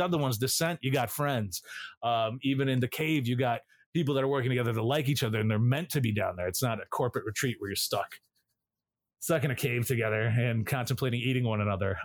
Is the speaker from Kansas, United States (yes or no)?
no; Illinois, United States; Growing up in Illinois